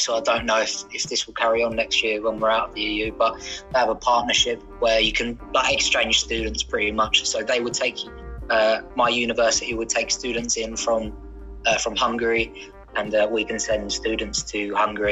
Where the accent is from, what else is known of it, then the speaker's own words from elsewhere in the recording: Frinton-on-Sea, East of England, United Kingdom; I'm from Essex, yeah, small town, Frinton-on-Sea, right on the seaside